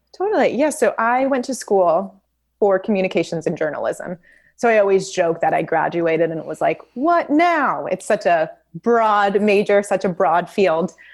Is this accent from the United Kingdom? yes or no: no; Memphis, Tennessee, United States; moved away as an adult; also born or lived in Los Angeles, California; now in Santa Barbara, United States; I grew up in Memphis, Tennessee